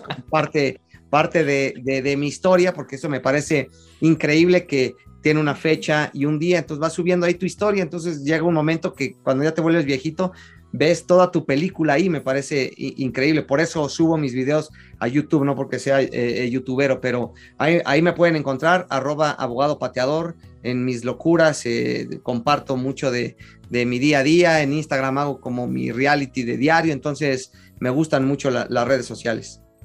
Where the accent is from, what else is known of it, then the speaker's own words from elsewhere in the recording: Mexico; soy, sí, soy mexicano